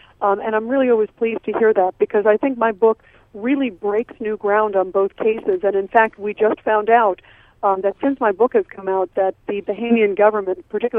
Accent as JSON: {"language": "English", "country": "United States", "lives_now": "New York City, United States", "said": "as an American"}